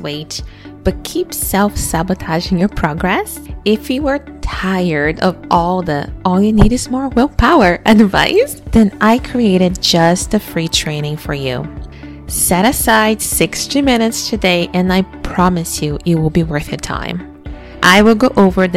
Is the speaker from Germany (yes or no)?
no; Brazil; growing up in Brazil, in a very dangerous country